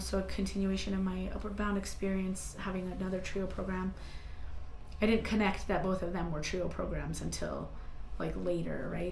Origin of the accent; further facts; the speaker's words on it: Santa Fe, New Mexico, United States; also born or lived in Mora, New Mexico; I grew up in Santa Fe, New Mexico, and um, being from northern New Mexico is hugely important to me